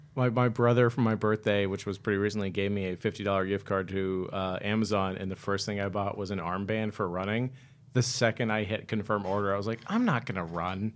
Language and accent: English; Worcester, Massachusetts, United States; now in Los Angeles, United States; We're both from Worcester